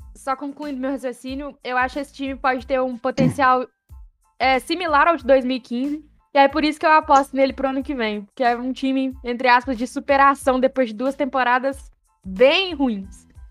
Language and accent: Portuguese; Brazil; sou brasileiro